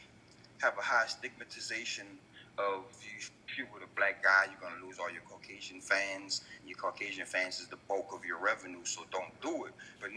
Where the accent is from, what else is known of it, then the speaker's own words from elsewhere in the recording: the South, United States; I'm from Southern Distinct, so it's like being Southern, you have a high level of humility.